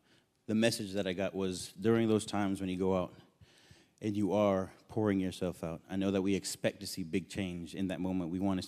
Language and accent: English; New York, United States; I was born and raised in New York, so I thought going back was going to be really easy.